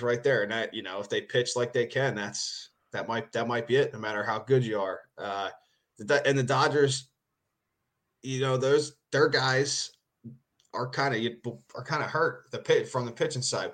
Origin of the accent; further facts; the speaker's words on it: Philadelphia, Pennsylvania, United States; moved away as an adult; now in Japan; growing up in Philly, I don't live in Philly anymore